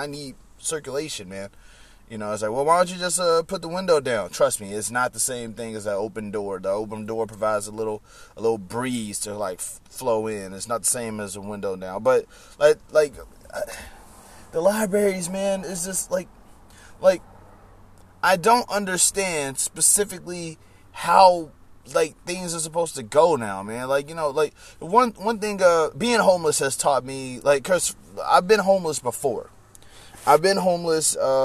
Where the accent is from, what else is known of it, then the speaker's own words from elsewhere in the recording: Baton Rouge, Louisiana, United States; moved away; Baton Rouge is my hometown